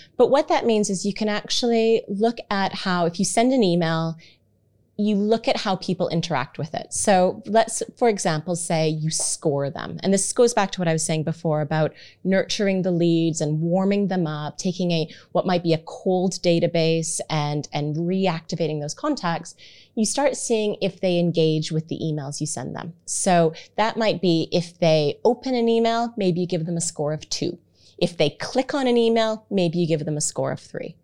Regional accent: Canada; moved away; I have Canadian terminology

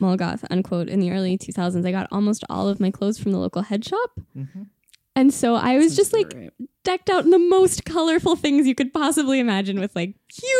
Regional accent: Pittsburgh, Pennsylvania, United States; So I'm from Pittsburgh, Pennsylvania.

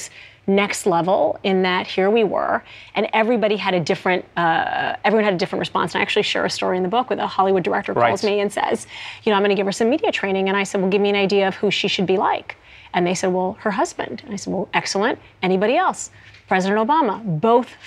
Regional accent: Saudi Arabia; now in United States; things I didn't have back in Saudi Arabia

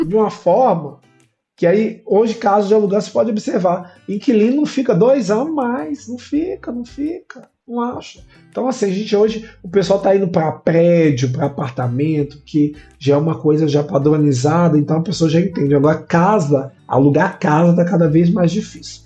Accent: Belo Horizonte, Minas Gerais, Brazil; sou de, da região oeste de Belo Horizonte

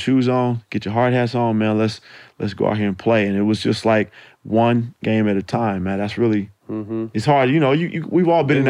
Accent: California, United States; I'm from the Bay, you know.

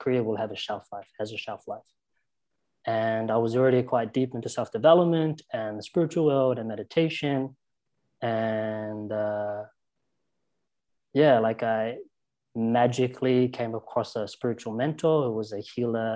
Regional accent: South Island, New Zealand; when I say where I'm from, I say I'm from the South Island because that's where I started to find who I was

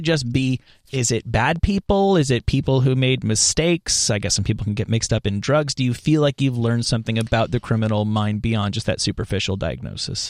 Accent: New Jersey, United States; also born or lived in New York City; I went to high school in New York, but I, I'm from New Jersey

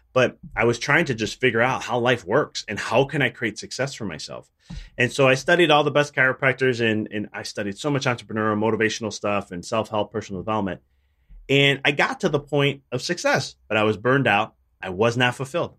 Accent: Chicago, Illinois, United States; I'm from, originally from Chicago

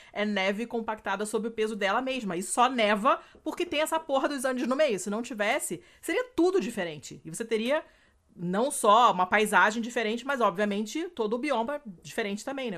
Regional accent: Rio de Janeiro, Brazil; moved away as an adult; now in Italy; no apartamento onde eu, cresci, no Rio

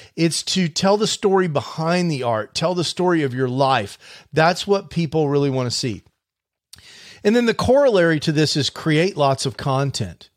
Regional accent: Houston, Texas, United States; when I was a kid growing up in Houston

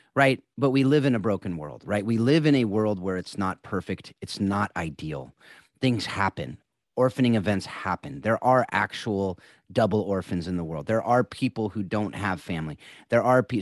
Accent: California, United States; all three of us are California boys

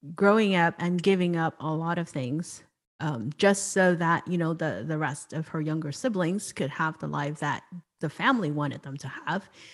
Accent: Hong Kong; I was born and raised in Hong Kong

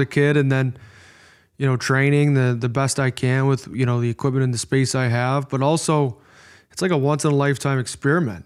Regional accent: Midwest, United States; accent: Midwest; my Midwest accent

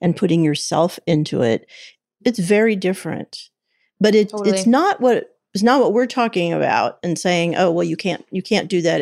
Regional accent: Kansas City, United States; I grew up in the big city of Kansas City

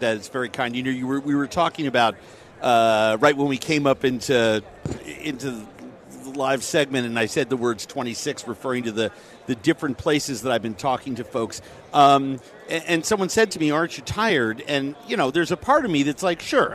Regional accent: New York, United States; I'm a New Yorker. Right. I love my hometown

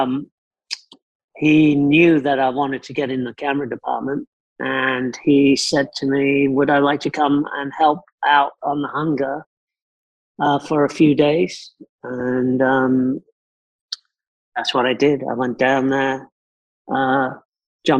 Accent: South Africa; moved away; also born or lived in London; I was brought up in South Africa

